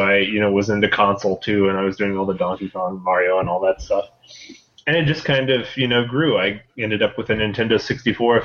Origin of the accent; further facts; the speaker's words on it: Holden, Missouri, United States; moved away as an adult; now in New Mexico, United States; I grew up in Holden, which is a pretty small community